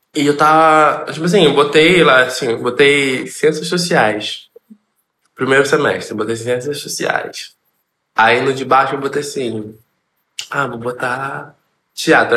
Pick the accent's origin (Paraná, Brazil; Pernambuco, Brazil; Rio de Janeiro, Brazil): Rio de Janeiro, Brazil; sou da favela do Jacaré, vim da favela do Jacaré, moro na favela do Jacaré